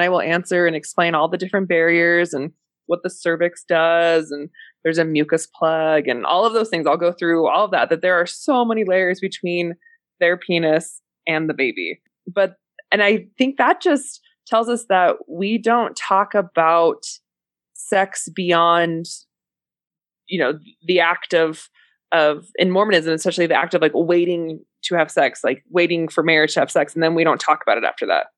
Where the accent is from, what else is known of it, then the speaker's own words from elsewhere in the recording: San Francisco, California, United States; moved away; also born or lived in Utah; I grew up in San Francisco